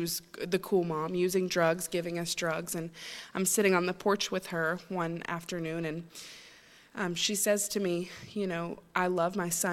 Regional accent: Chattanooga, Tennessee, United States; now in Maine, United States; I'm originally not from Maine. I'm from Chattanooga, Tennessee. And I grew up in a great Christian home

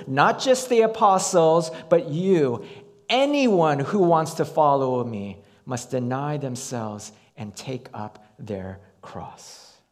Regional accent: United States; we as American Christians

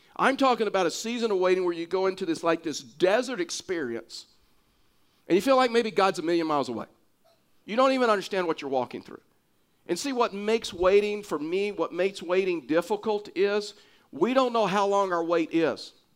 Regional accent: Texas, United States; now in Pueblo, United States; I'm a Texan

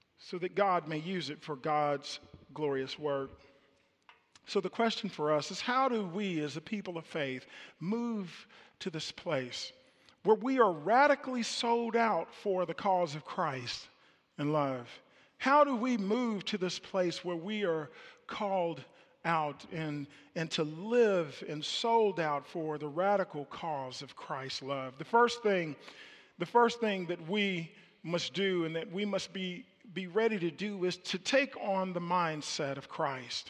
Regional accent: Kansas City, Missouri, United States; moved away; I was born in Kansas City, and I lived in the projects in Kansas City in public housing, and I remember the elementary school that I went

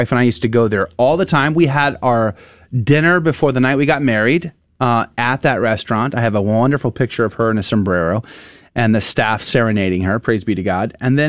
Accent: San Antonio, Texas, United States; moved away; also born or lived in New England / Manchester, New Hampshire; growing up in San Antonio, of course, Mexican food was absolutely my favorite. Enchiladas, 100%. And to the point where I lived 10 years in New England

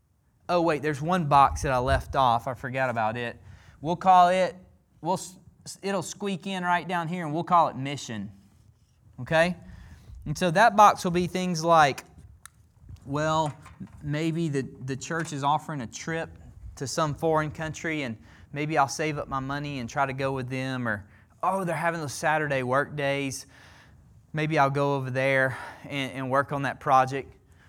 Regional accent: Alabama, United States; I'm from the South. I'm from Alabama, okay?

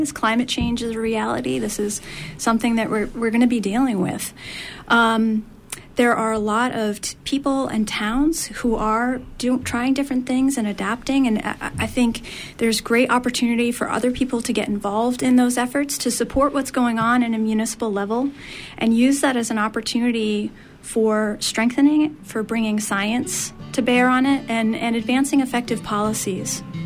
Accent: Maine, United States; I grew up eating piles of steamers. I'm from Maine originally

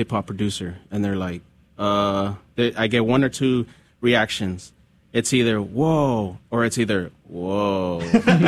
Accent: California, United States; growing up in California

